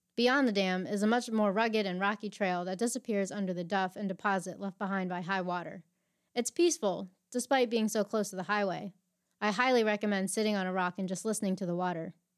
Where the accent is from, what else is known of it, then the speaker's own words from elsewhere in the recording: central Pennsylvania, United States; now in Maryland, United States; I grew up in central P A with my two moms and my sister.